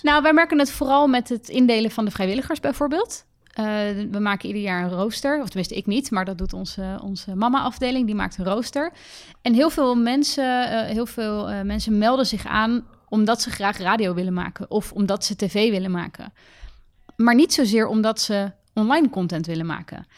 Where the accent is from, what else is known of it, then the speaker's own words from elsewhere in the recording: The Hague, South Holland, Netherlands; Ik kom uit Den Haag, oorspronkelijk